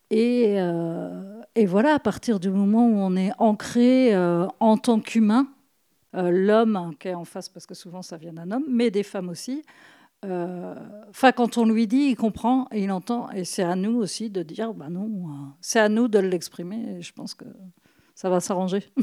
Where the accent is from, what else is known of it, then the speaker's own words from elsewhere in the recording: Brittany, France; comme je suis bretonne